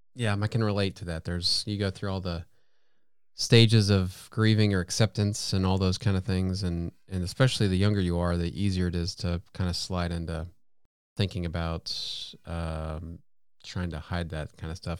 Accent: United States; an American

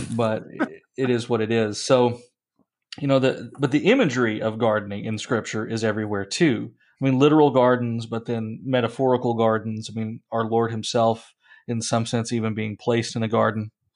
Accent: Appalachia, United States; now in central Illinois, United States; where I grew up in Appalachia

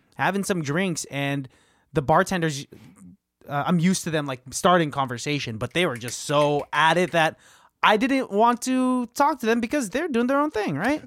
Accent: the Bay Area, California, United States; It's hard to be from the Bay

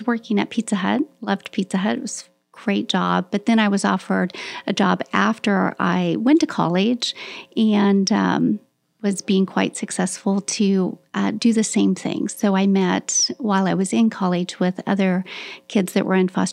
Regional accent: Salina, Kansas, United States; also born or lived in Manhattan, Kansas; now in Kansas City, United States; I was born in Salina, Kansas, so not too far from here

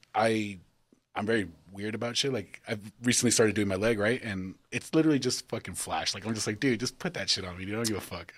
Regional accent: El Paso, Texas, United States; we all realize we're from Texas

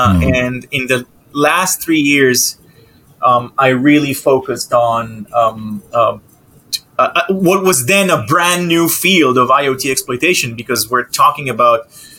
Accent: Israel; now in United States; I moved to the States 7 years ago, but, you know, I'm from Israel.

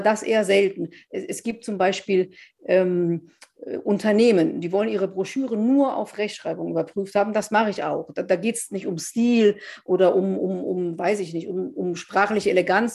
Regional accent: Wesseling, North Rhine-Westphalia, Germany; in meiner Heimatstadt sozusagen in Wesseling

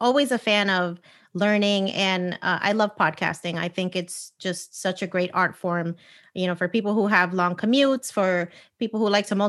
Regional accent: United States; I am Puerto Rican, born and raised in the United States

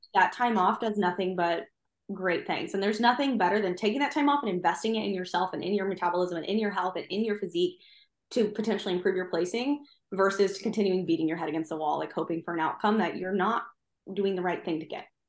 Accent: Midwest, United States; now in Virginia Beach, United States; I live in Virginia Beach. I very much like living here, although I do miss my mountains a little bit, although I'm from the Midwest.

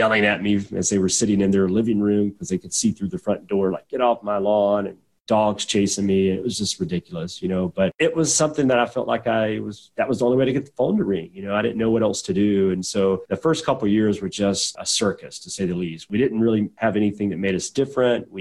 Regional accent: southwestern Georgia, United States; also born or lived in Atlanta, Georgia / Pensacola, Florida; now in Birmingham, United States; we were in the sticks, man. We were down in southwestern Georgia, actually fairly close to Tallahassee, Florida, but not in Florida. We were about 45 miles north of Tallahassee

